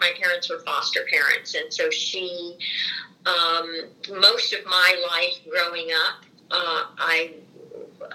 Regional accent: Los Angeles, California, United States; moved away as an adult; also born or lived in Indiana; now in Bloomington, United States; I was born in Los Angeles, California, in March of 1946

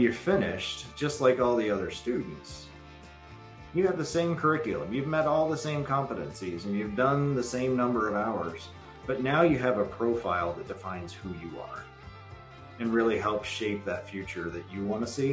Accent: Southeast Ohio, United States; I'm a kid from Southeast Ohio, and according to the books, I'm Appalachian

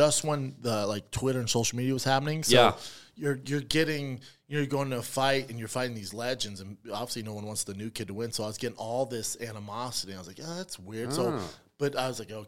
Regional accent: Denver, Colorado, United States; in Denver, in my hometown

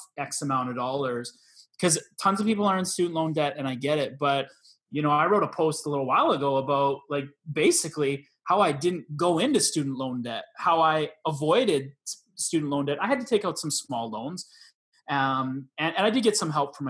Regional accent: Canada

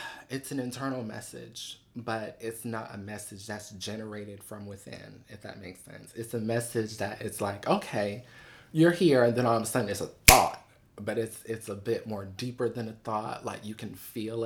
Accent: Buffalo, New York, United States; also born or lived in Los Angeles; now in New York City, United States; So I'm originally from Buffalo.

